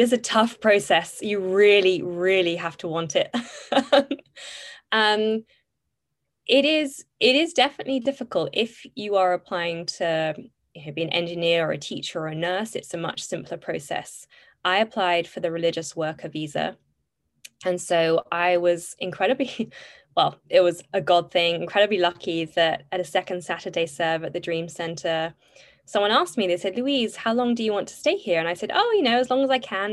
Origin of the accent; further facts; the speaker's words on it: Bath, South West England, United Kingdom; moved away as an adult; now in United States; I grew up in Bath in southwest England